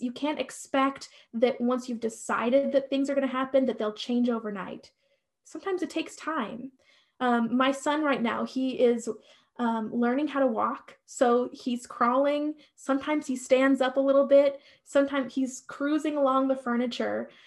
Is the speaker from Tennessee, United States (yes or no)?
no; Nebraska, United States; moved away as an adult; also born or lived in upstate New York; we lived in upstate New York, we're from Nebraska